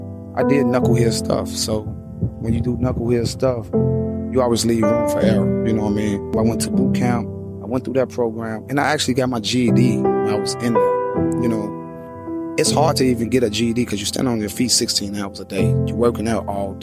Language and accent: English; Chicago, Illinois, United States; As I grew up in Woodlawn, it was very tough for a young black kid